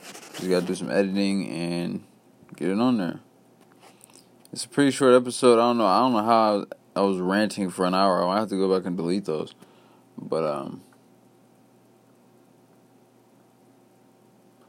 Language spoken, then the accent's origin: English; West Lafayette / Lafayette, Indiana, United States; my hometown of West Lafayette / Lafayette, Indiana.